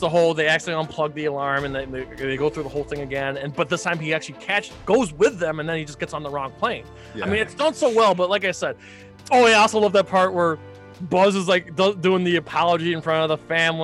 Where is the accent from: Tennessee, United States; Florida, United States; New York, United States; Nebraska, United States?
New York, United States; New York City; as a New Yorker